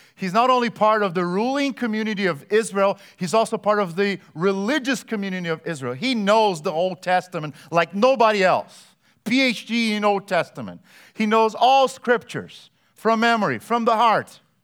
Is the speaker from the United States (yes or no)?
no; Brazil; moved away; I grew up in Brazil